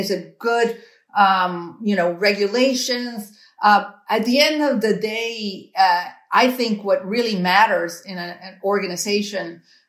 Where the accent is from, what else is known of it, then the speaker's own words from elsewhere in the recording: Cuba; moved away; I was born in Cuba. My parents, you know, left what they thought, you know, was a repressive regime, and they left with literally nothing to start all over again.